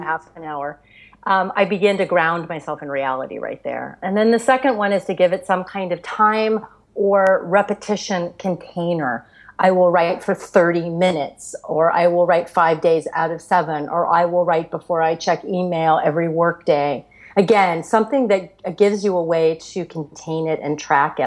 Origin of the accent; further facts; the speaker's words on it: Florida, United States; I grew up in Florida